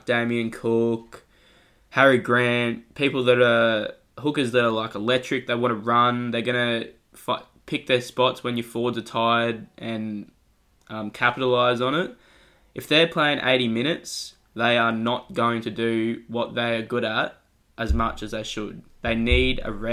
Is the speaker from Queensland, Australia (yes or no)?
yes; Queensland, Australia; I'm biased as a Queenslander